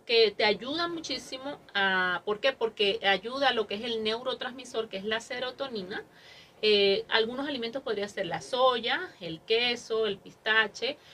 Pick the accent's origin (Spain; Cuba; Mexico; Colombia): Mexico; somos mexicanos